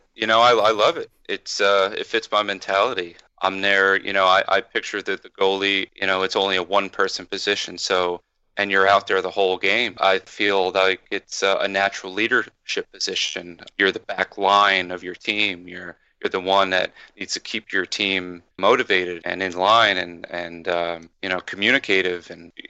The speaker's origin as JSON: {"language": "English", "region": "New Jersey", "country": "United States", "tie": "born or raised there", "also_born_or_lived": "Florida", "moved": "as an adult", "lives_now": "New York, United States", "said": "I'm born and raised in New Jersey in a place called Monmouth County, and then I moved down to Florida for a few years, and then when I met my wife, that's what actually brought me to New York."}